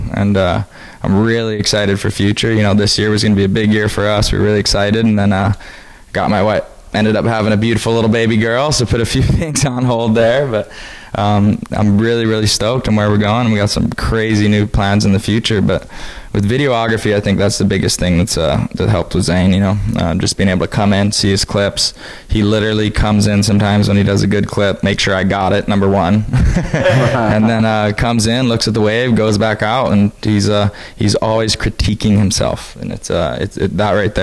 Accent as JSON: {"language": "English", "area": "Maui", "region": "Hawaii", "country": "United States", "tie": "born or raised there", "said": "my hometown, places I've seen my whole life"}